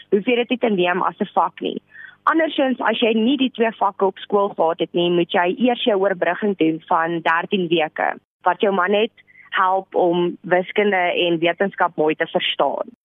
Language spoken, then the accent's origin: Afrikaans; Rustenburg, North West, South Africa; moved away as an adult; now in Pretoria, South Africa; Ek is oorspronklik van Rustenburg af